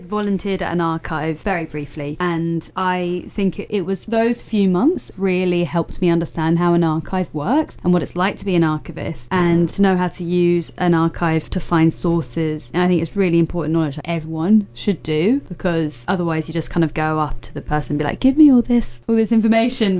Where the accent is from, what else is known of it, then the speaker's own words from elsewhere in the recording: London, United Kingdom; I'm from London